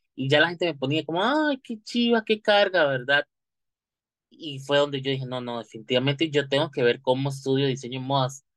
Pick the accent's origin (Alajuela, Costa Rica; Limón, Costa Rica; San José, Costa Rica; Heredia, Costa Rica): Alajuela, Costa Rica; Santa Clara; soy del lado de Santa Clara